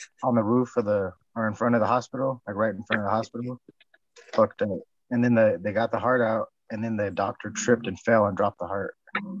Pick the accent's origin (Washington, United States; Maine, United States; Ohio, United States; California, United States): California, United States; We're fucking from California.